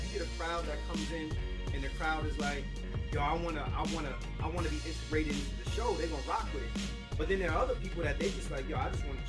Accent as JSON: {"language": "English", "town": "New York City", "region": "New York", "country": "United States", "tie": "born or raised there", "said": "Born and raised in the Bronx."}